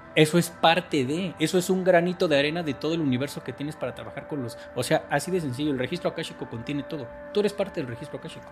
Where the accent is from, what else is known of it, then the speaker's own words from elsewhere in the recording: Mexico; soy mexicano, tengo 45 años